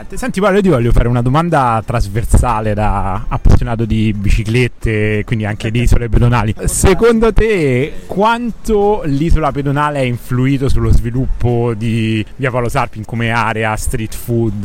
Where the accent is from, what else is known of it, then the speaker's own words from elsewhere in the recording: Rome, Lazio, Italy; a Roma, da dove vengo io